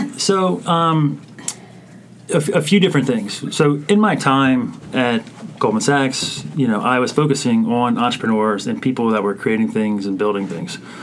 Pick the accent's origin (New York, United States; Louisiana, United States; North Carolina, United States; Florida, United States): Louisiana, United States; South; I'm from South Louisiana